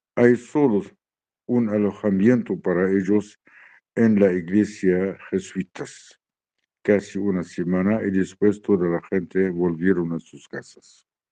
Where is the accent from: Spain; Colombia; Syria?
Syria; nuestro país Siria